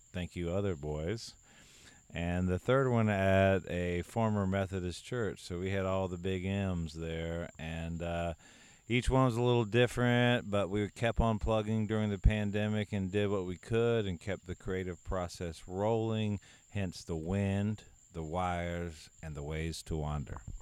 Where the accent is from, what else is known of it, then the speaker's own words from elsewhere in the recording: United States; I'm from down east. I def I grew up in the Great Dismal Swamp